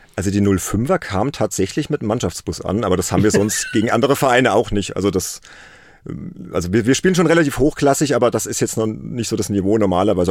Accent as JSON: {"language": "German", "town": "Worms", "region": "Rhineland-Palatinate", "country": "Germany", "tie": "born or raised there", "said": "aus Worms, das ist meine Heimatstadt"}